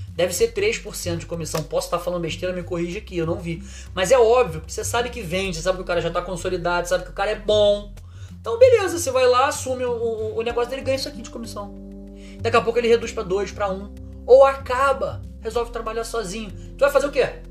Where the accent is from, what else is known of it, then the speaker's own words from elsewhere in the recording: Rio de Janeiro, Brazil; Eu sou do Rio de Janeiro